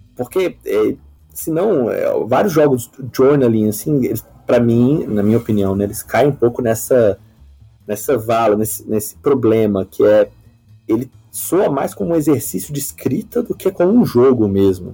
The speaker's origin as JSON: {"language": "Portuguese", "town": "Uberlândia", "region": "Minas Gerais", "country": "Brazil", "said": "eu sou de Uberlândia, Minas Gerais, né? eu, não, eu, não sou, eu sou brasileiro, então não morei lá fora nem nada"}